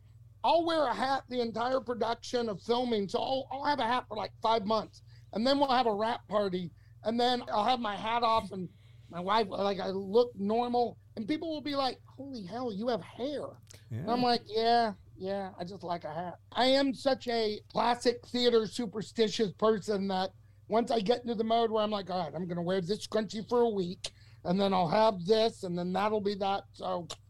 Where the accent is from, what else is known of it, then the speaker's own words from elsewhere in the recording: Texas, United States; Loved them. I'm a kid from Texas, and I grew up loving...